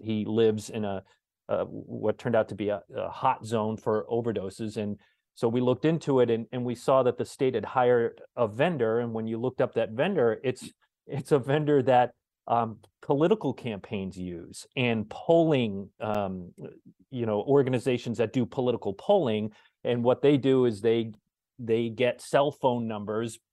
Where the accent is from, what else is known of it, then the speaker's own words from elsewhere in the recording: Cape Cod, Massachusetts, United States; now in Rhode Island, United States; I grew up on the Cape. Uh, I live in Rhode Island now